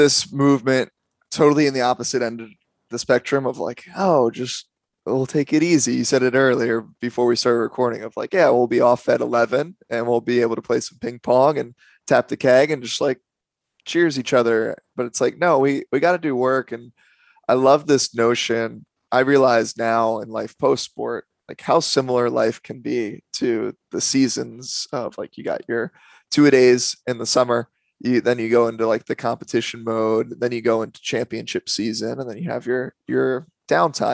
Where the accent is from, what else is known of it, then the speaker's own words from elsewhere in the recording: Maryland, United States; where I grew up in Maryland